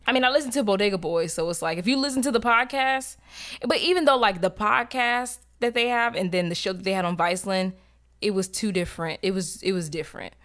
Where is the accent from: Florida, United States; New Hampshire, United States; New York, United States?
Florida, United States; Tampa; I'm from Tampa. I speak like somebody who's fucking from Tampa